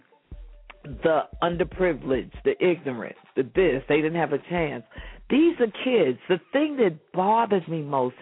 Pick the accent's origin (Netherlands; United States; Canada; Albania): United States; New York City, New York; moved away as an adult; now in California, United States; I grew up on 122nd and Lenox